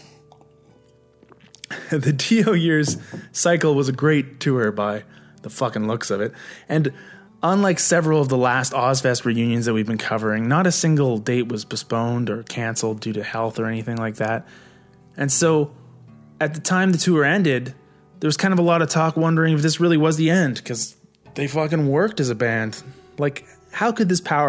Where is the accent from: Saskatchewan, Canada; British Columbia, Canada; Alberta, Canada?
British Columbia, Canada; Vancouver; moved away as an adult; also born or lived in Nova Scotia; I was actually off to Nova Scotia from Vancouver, the same month that this concert rolled through my hometown.